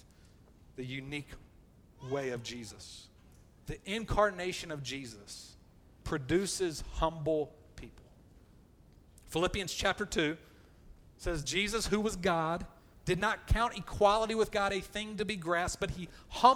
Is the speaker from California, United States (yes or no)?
no; Columbus, Georgia, United States; I grew up in Columbus, Georgia, which is in the Bible Belt.